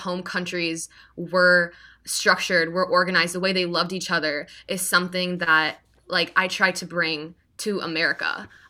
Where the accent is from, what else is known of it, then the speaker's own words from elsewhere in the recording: Iowa, United States; also born or lived in Canada / England / Missouri; Yeah, actually, I was born in Canada, and then my parents moved to England. Then when I was 5, we moved from England to Iowa.